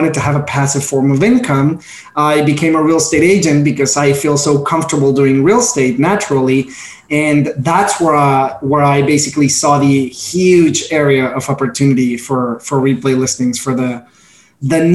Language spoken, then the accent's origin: English; Mexico; moved away as an adult; now in New York, United States; Born and raised in Mexico, proud Mexican here.